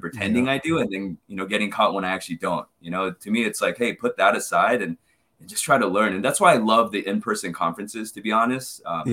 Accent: Southern California, United States; moved away as an adult; now in New York City, United States; growing up in Southern California

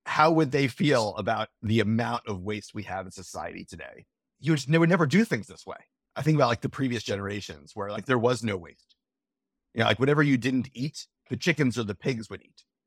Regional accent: Florida, United States; we, we grew up in Florida

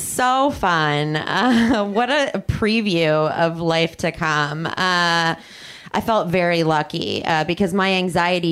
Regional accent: New Jersey, United States; also born or lived in Chicago; now in Los Angeles, United States; I'm not from here. I'm from New Jersey. And I lived in Chicago for a while.

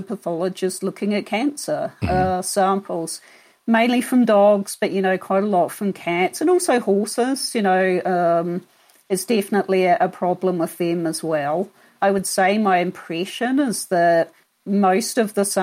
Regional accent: New Zealand; moved away as an adult; also born or lived in Florida / Kentucky / London / Queensland; now in Denver, United States; I'm actually from New Zealand originally.

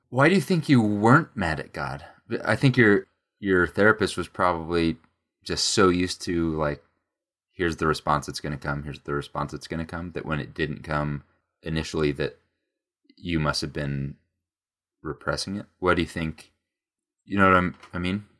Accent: United States; we're American

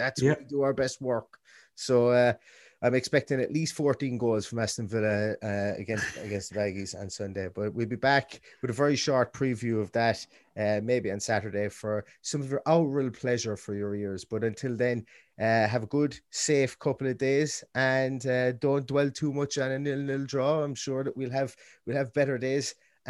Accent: Ireland; we're two fellas from Ireland

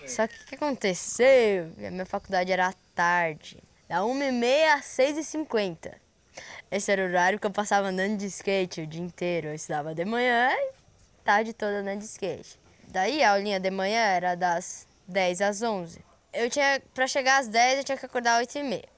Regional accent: Florianópolis, Santa Catarina, Brazil; eu nasci aqui em Floripa, na Ilha da Magia.

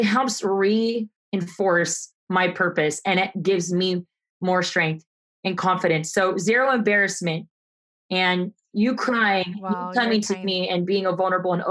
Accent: Arizona, United States; moved away as an adult; also born or lived in Los Angeles; I'm from Arizona originally.

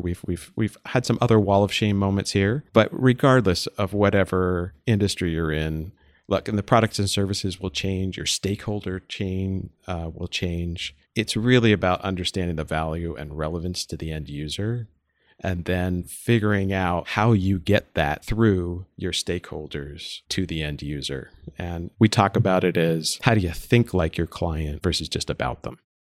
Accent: East Coast, United States; I grew up on the East Coast.

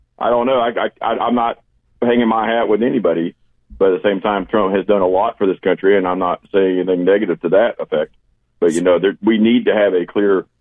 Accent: Indiana, United States; also born or lived in South Carolina; now in Tennessee, United States; I'm from Indiana originally

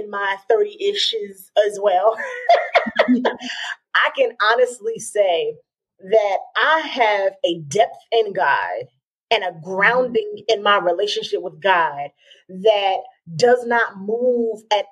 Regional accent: Georgia, United States; I was raised in Georgia

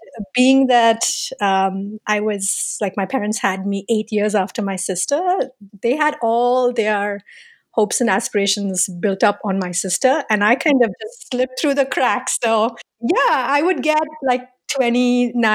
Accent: India; now in United States; I grew up in India

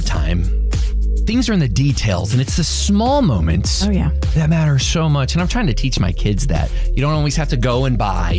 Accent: Potter County, Texas, United States; I was born in Potter County myself.

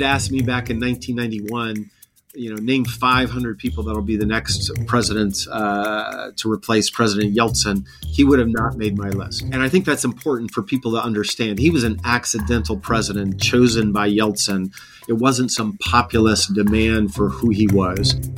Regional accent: Montana, United States; I grew up in Montana

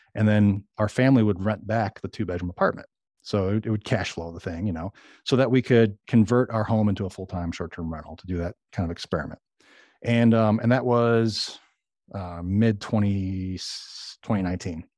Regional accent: Chicago, Illinois, United States; moved away as an adult; now in Arkansas, United States; I grew up in Chicago

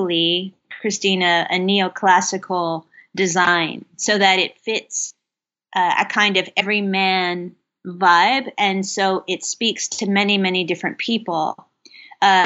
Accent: Kentucky, United States; I grew up in Kentucky

